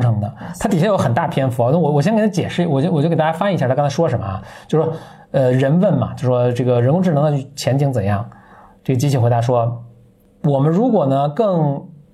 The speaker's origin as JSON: {"language": "Chinese", "region": "Beijing", "country": "China", "accent": "Beijing dialect", "said": "我在说北京话跟普通话的时候"}